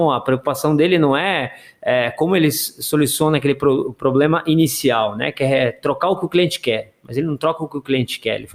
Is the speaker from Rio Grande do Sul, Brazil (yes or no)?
yes; Rio Grande do Sul, Brazil; now in São Paulo, Brazil; eu vim do Rio Grande do Sul, no Rio Grande do Sul eu trabalhava lá com representante e atendia Tirreno lá